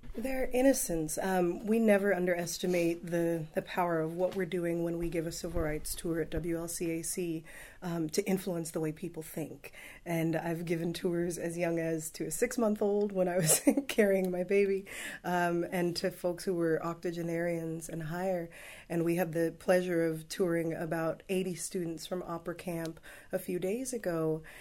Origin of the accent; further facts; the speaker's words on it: Los Angeles, California, United States; also born or lived in Palos Verdes; I grew up in the Watts neighborhood